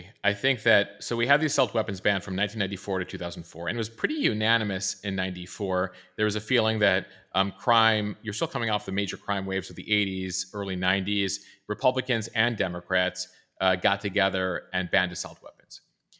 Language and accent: English; Highland Park, Illinois, United States; I'm from the, you know, North Shore. Highland Park is very close to where I lived. I grew up in Highland Park, going there often.